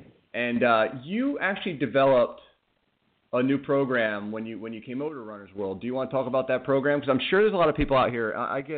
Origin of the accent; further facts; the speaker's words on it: Reading, Pennsylvania, United States; You know, I'm actually from Reading, and I know you're up in the Bethlehem area, so we're not that far apart.